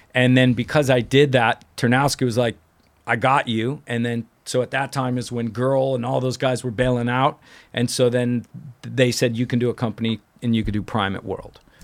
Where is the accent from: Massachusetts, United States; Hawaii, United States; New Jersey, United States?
Hawaii, United States; moved away; also born or lived in Venice, California / Orange County, California; being in Hawaii and growing up there